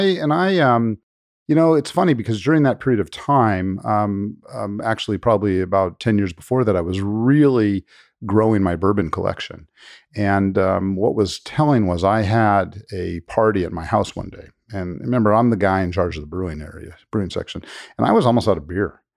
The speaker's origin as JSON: {"language": "English", "town": "Los Angeles", "region": "California", "country": "United States", "tie": "born or raised there", "moved": "as an adult", "lives_now": "Kentucky, United States", "said": "I'm actually born and raised in Los Angeles"}